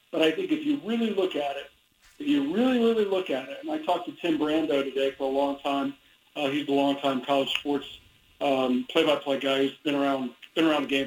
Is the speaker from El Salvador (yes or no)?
no; Midwest, United States; I know seasonal mood disorder is a real thing because I grew up in the Midwest and I know about those winters